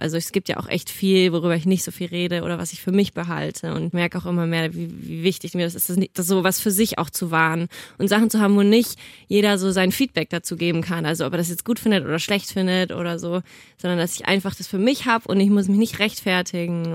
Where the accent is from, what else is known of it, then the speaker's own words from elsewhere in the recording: Nuremberg, Bavaria, Germany; now in Cologne, Germany; ich komme ja ursprünglich aus Nürnberg